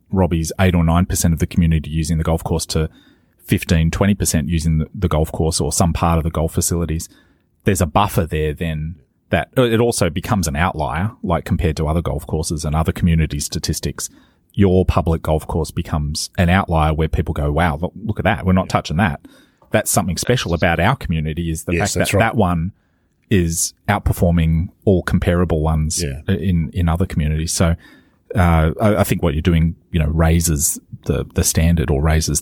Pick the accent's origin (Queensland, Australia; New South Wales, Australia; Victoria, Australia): New South Wales, Australia; Maitland; Where I grew up in Maitland